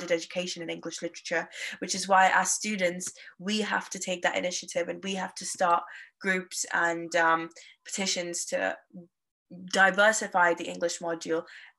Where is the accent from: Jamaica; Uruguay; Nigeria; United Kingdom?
Nigeria; As I'm an Indian student who grew up in Nigeria, my love for literature stems from its ability to preserve identities